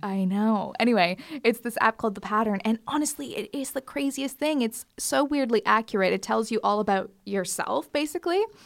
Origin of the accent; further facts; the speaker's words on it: Canada; moved away; growing up in Canada, we used to just leave our front door wide open